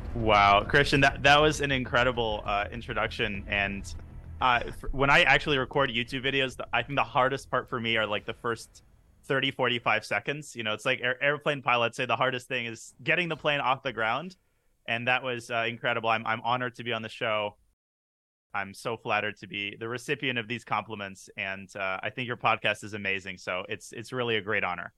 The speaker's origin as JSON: {"language": "English", "area": "San Francisco Bay Area", "region": "California", "country": "United States", "tie": "born or raised there", "said": "grew up in the San Francisco Bay Area"}